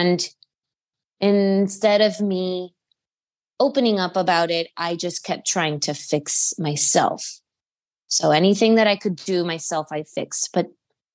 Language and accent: English; Miami, Florida, United States; moved away as an adult; also born or lived in Cuba (ancestry); now in Charlottesville, United States; I was born in Miami, Florida, and my whole family is from Cuba. My parents are Cuban